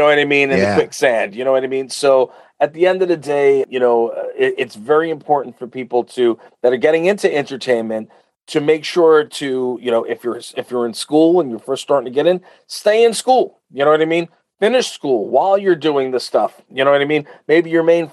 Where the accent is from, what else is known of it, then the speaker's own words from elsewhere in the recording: Uniondale, New York, United States; I grew up in Uniondale.